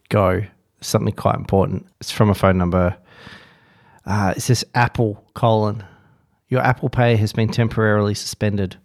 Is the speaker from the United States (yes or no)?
no; Perth, Western Australia, Australia